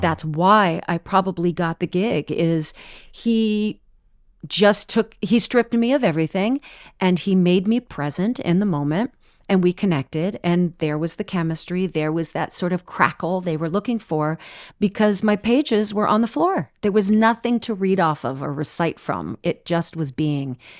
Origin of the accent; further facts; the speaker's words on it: Orange County, California, United States; moved away as an adult; I grew up in Orange County, California